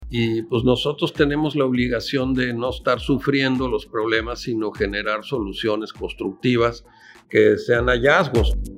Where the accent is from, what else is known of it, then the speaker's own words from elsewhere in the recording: Mexico City, Mexico; moved away as an adult; also born or lived in Oaxaca; now in Ensenada, Mexico; yo nací en San Ángel, en el sur de la ciudad, cerca de Coyoacán